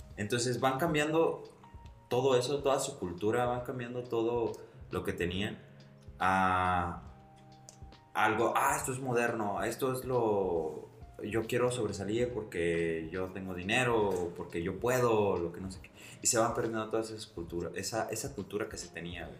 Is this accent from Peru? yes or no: no; Tamayo, Mexico; yo soy de Tamayo